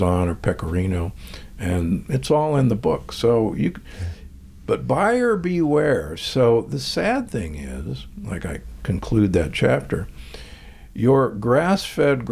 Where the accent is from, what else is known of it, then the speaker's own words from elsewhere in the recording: Omaha, Nebraska, United States; I grew up in Omaha, Nebraska, and aged steaks were hanging everywhere